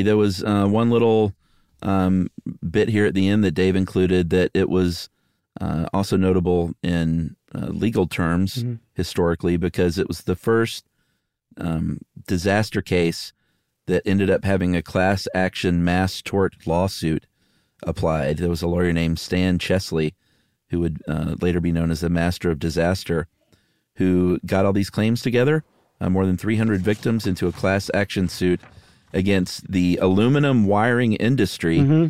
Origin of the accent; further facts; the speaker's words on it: San Diego, California, United States; I grew up in San Diego, which I think grows more avocados than anywhere else in the U.S.